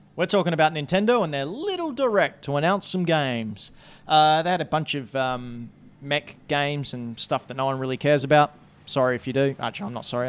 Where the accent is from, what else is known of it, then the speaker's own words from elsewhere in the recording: New Zealand; We're from New Zealand